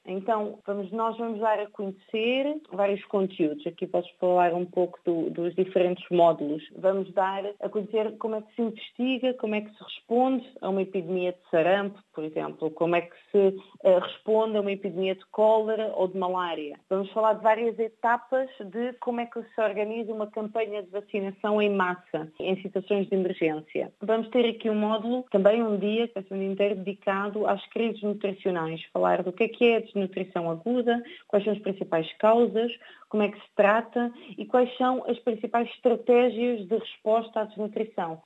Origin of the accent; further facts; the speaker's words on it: Portugal; sou portuguesa